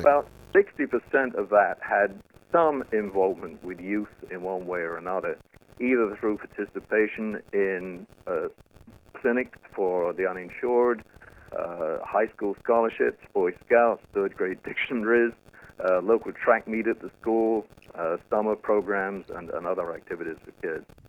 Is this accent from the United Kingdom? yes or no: yes; United Kingdom; accent: British; moved away